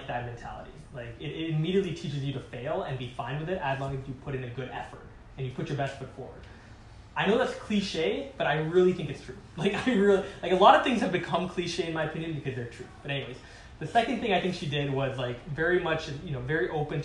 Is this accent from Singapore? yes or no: yes; Singapore; moved away; also born or lived in Calgary; I grew up in Singapore, which was a great country